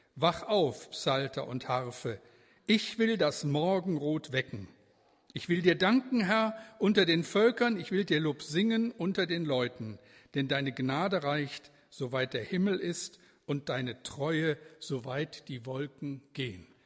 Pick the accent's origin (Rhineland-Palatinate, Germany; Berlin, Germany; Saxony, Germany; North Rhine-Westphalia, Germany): North Rhine-Westphalia, Germany; edge of the Ruhr area; now in Bremen, Germany; Ich bin ja aufgewachsen im Ruhrgebiet, also am Rande des Ruhrgebietes